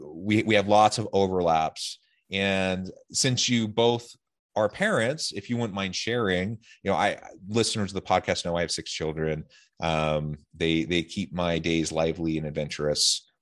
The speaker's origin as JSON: {"language": "English", "town": "Salem", "region": "Oregon", "country": "United States", "lives_now": "Utah, United States", "said": "Of course, I'm from Salem, Oregon, and I love the Portland area."}